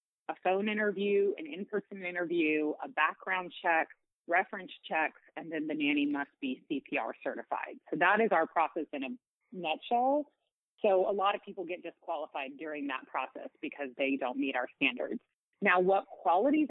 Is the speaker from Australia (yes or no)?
no; a small town near San Antonio, Texas, United States; also born or lived in Austin, Texas; So I am from the San Antonio area. I grew up in a small town nearby